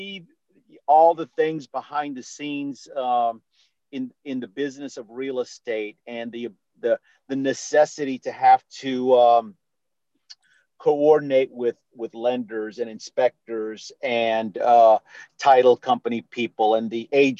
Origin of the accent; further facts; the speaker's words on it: New Orleans, Louisiana, United States; moved away as an adult; now in Houston, United States; I'm born and raised in New Orleans, but I got to Texas, and specifically Houston, Texas, as quickly as I could.